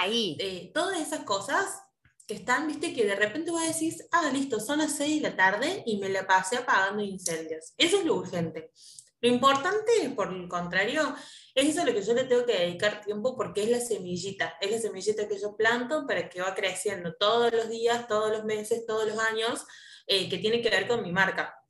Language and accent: Spanish; Córdoba, Argentina; nosotros somos de Córdoba